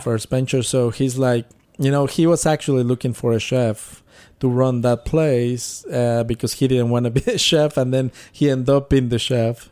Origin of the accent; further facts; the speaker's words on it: Mexico City, Mexico; moved away; I grew up in Mexico City